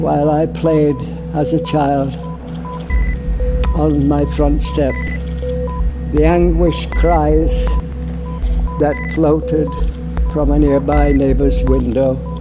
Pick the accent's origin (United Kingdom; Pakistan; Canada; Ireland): United Kingdom; Barnsley, Yorkshire and the Humber; I'm from Barnsley